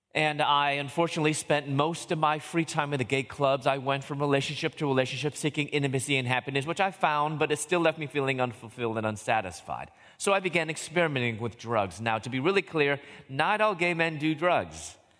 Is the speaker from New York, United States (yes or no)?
no; Chicago, Illinois, United States; moved away as an adult; also born or lived in Louisville / Atlanta; I moved from Chicago, where I'm from, down to Louisville